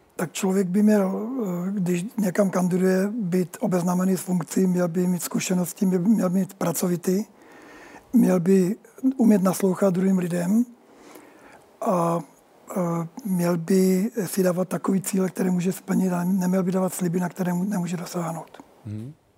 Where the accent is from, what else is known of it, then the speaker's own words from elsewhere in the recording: Moravia, Czechia; Já jsem, já jsem Čech. Eh, žijící na Moravě, já jsem Moravák